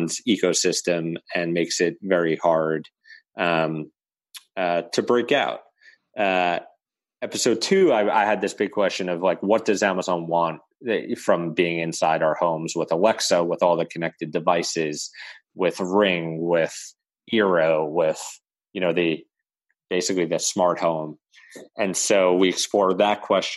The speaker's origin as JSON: {"language": "English", "town": "New York City", "region": "New York", "country": "United States", "tie": "born or raised there", "said": "my hometown of Staten Island, New York"}